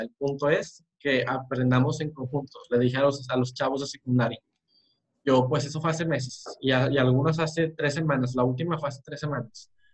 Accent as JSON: {"language": "Spanish", "town": "Monterrey", "region": "Nuevo León", "country": "Mexico", "said": "soy de Monterrey, México"}